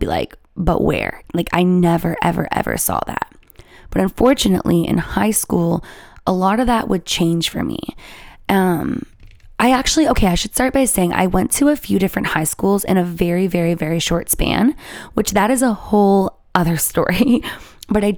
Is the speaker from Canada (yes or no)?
yes; Canada; I'm Canadian